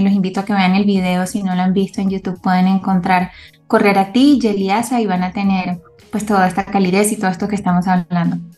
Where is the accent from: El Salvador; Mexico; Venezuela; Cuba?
Venezuela; Caracas, Capital District; moved away as an adult; now in Bogotá, Colombia; Yo soy venezolana, nací en Caracas, estudié en Caracas